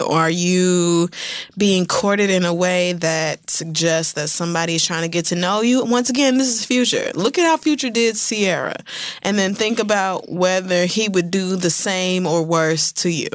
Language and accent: English; Oklahoma, United States; I grew up in Oklahoma